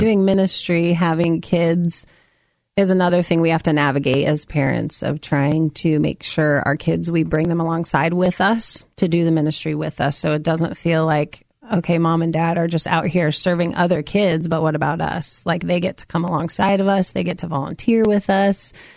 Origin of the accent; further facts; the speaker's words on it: Amity, Oregon, United States; also born or lived in Minnesota / Salem, Oregon; I grew up in Amity, Oregon. I was born in Minnesota, but we moved here when I was five